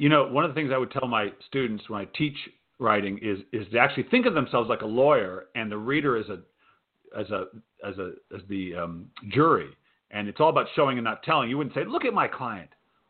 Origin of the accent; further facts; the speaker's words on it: Providence, Rhode Island, United States; I grew up in Providence. We were talking beforehand. My parents were from Kansas City. They grew up in Kansas City.